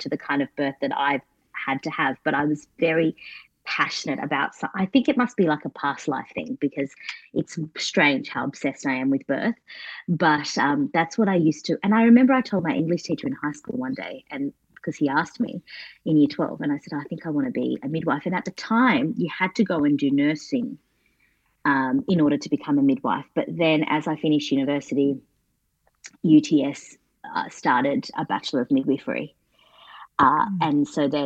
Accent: Australia; also born or lived in Brazil; I'd moved here when I was 6 years old

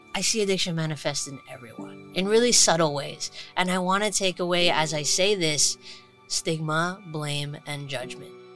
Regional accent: Hong Kong; I grew up in Hong Kong, born and raised, little Indian kid who went to an international school in Shatin

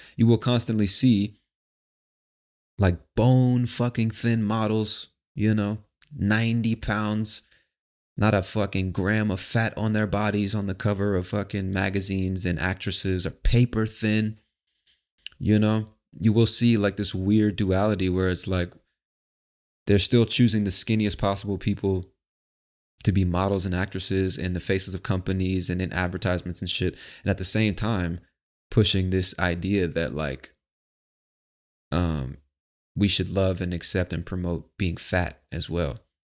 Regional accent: United States; moved away; I, as an American overseas

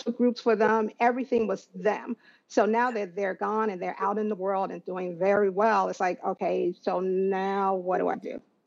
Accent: Waldorf, Maryland, United States; I am from Waldorf, Maryland.

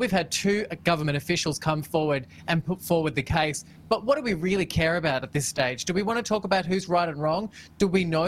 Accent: Victoria, Australia; what we're trying to all do as a Victorian, as an Australian

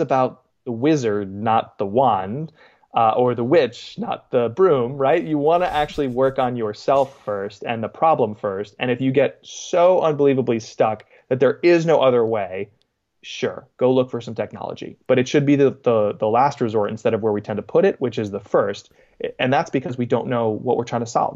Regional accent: Boston, Massachusetts, United States; moved away; also born or lived in Queens, New York; my hometown of Boston

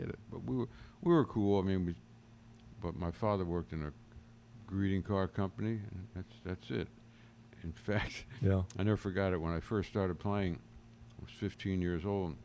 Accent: Philadelphia, Pennsylvania, United States; now in New York City, United States; I almost grew up in South Philadelphia.

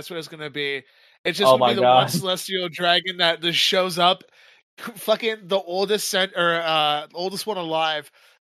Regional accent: Canada; Dude, I'm Canadian.

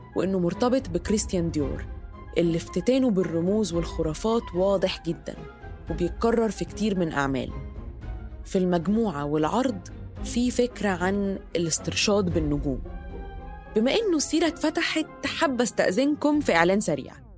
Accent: Egypt

